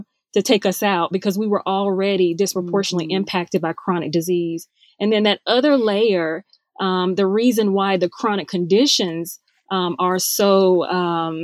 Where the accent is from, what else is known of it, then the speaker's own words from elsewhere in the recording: North Carolina, United States; my home state of North Carolina